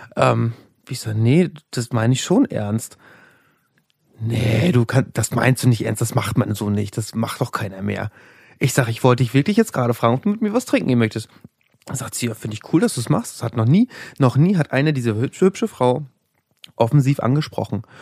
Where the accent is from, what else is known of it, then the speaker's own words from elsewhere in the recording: Rostock, Mecklenburg-Vorpommern, Germany; moved away as an adult; now in Berlin, Germany; ich bin aus Rostock aus. Ich bin Nordlicht.